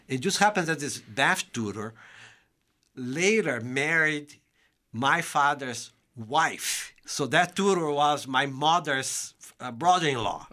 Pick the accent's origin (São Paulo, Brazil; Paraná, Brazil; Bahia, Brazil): São Paulo, Brazil; English is a second language; moved away as an adult; now in United States; I'm from the state of São Paulo